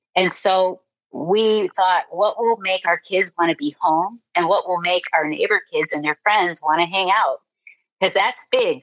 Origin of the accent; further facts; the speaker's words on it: Ohio, United States; moved away as an adult; also born or lived in Nebraska; I grew up in Ohio